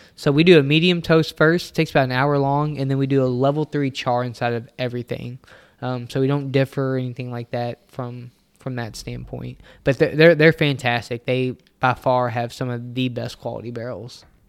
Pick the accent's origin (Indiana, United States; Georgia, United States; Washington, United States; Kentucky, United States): Kentucky, United States; Louisville; me and Nick were city boys. We grew up here in Louisville, Kentucky.